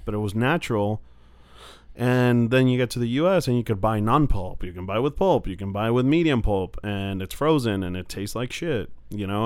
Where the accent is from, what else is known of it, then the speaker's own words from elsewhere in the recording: Mexico; now in United States; I'm from Mexico, grew up there, and now I live in the U.S.